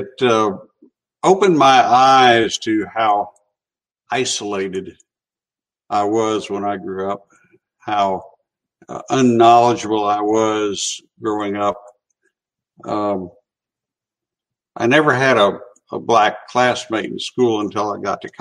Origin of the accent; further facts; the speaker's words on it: Chattanooga, Tennessee, United States; I grew up in North Chattanooga, went to public schools, graduated from City High School